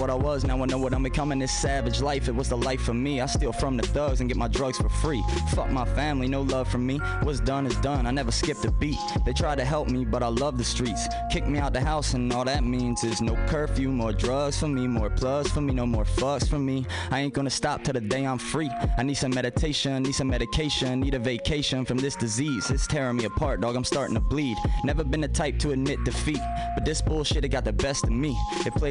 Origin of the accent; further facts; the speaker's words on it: Baltimore, Maryland, United States; I was from Baltimore